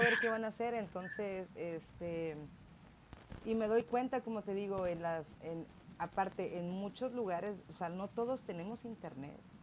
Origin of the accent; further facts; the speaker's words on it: Tijuana, Baja California, Mexico; soy tijuanense de papás tijuanenses